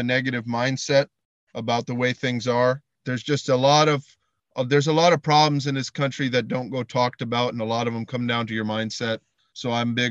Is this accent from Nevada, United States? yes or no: no; Northern New York State, United States; I'm from Northern New York State. Originally, I spent, you know, all my young life here